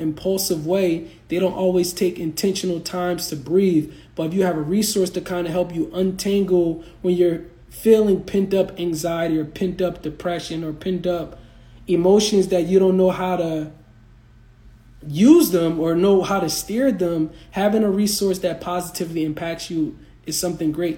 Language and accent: English; East Coast, United States; moved away; originally I'm from the East Coast